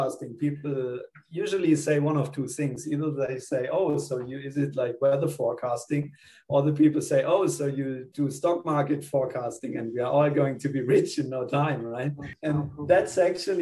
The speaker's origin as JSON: {"language": "English", "country": "Germany", "also_born_or_lived": "Spain / Melbourne, Australia", "moved": "as an adult", "lives_now": "Australia", "said": "I'm originally from Germany. So I did my undergrad in Germany."}